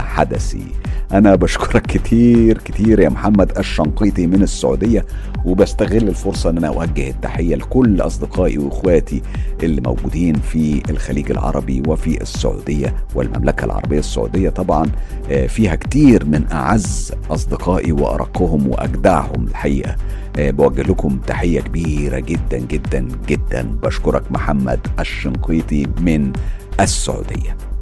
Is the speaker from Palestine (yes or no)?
no; Egypt; now in London, United Kingdom